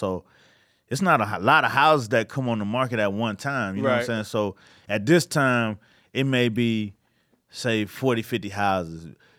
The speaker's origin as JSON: {"language": "English", "town": "Brooklyn", "region": "New York", "country": "United States", "said": "I'm looking at Bed-Stuy. I was like, oh shit, I'm from Bed-Stuy, uh-huh."}